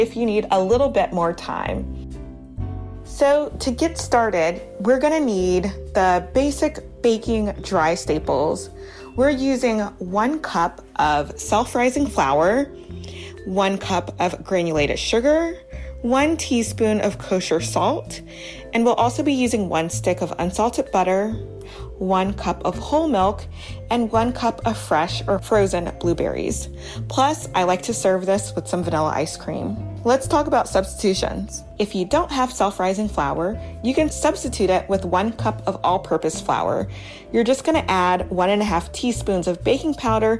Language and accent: English; Baton Rouge, Louisiana, United States; also born or lived in Harlem, New York; now in New York, United States; growing up in Baton Rouge, Louisiana